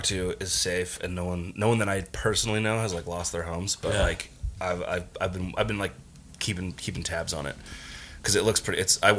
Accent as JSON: {"language": "English", "area": "Bay Area", "region": "California", "country": "United States", "tie": "born or raised there", "said": "I grew up in the Bay Area"}